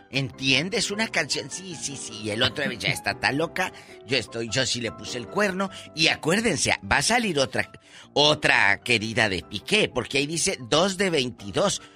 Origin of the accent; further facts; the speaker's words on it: Matamoros, Tamaulipas, Mexico; mi paisano de Matamoros